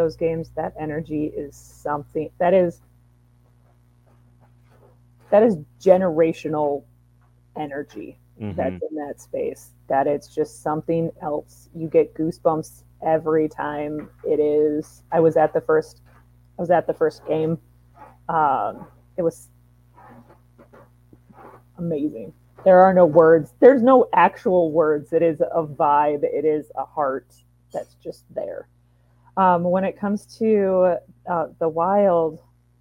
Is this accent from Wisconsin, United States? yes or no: yes; Wisconsin, United States; moved away; I grew up in Wisconsin